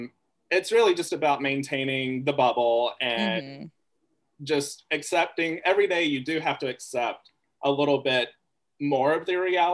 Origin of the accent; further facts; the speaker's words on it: the South, United States; when people ask me about growing up in the South, like, Black women, whether they be older or people in high school, like, that's where I found a soft spot growing up and being different.